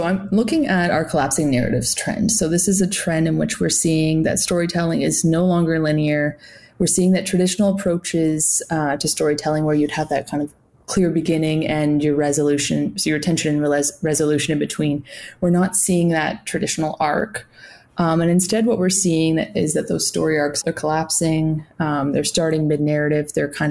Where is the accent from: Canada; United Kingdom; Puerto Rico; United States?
Canada; as a Canadian